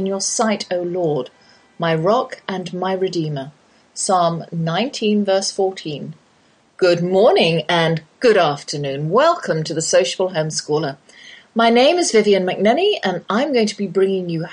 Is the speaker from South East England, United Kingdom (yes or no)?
yes; Oxford, South East England, United Kingdom; accent: English accent, Oxford drawl; moved away as an adult; now in Texas, United States; that's my English accent you're hearing. Though I've lived in the Lone Star State half my life, I can't shake the Oxford drawl.